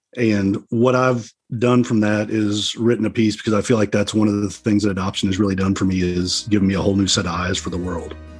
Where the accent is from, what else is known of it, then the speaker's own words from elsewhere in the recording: Dallas, Texas, United States; I was born in 1970 in Dallas, Texas